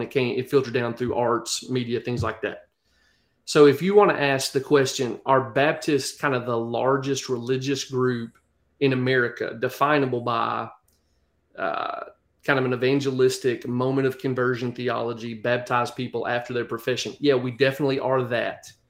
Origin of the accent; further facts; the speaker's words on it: United States; accent: country; you hear my accent, I'm, I'm country as cornbread